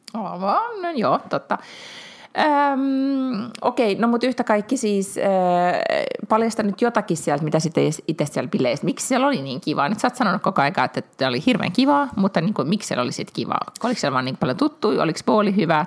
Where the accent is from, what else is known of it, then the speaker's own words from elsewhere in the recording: Finland; minä olen Suomesta